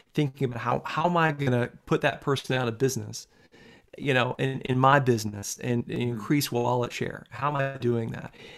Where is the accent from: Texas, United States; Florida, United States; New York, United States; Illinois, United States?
Florida, United States; Tallahassee; I grew up in in Tallahassee, Florida